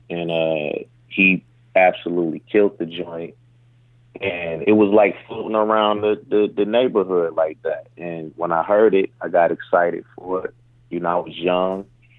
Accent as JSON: {"language": "English", "town": "Detroit", "region": "Michigan", "country": "United States", "tie": "born or raised there", "said": "I grew up in Detroit, Michigan"}